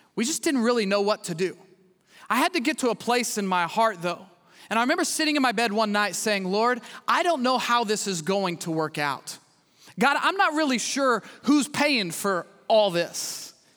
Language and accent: English; Midwest, United States; moved away as an adult; now in Houston, United States; I grew up in the Midwest.